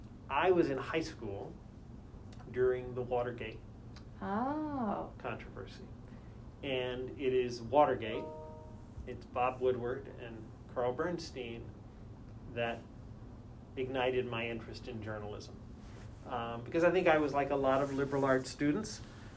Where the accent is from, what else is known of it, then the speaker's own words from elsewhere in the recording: Canada; also born or lived in United States; I am Canadian born, but I've lived in the States most of my life, but kind of grew up all over the place, grew up partly in Canada, partly in the United States.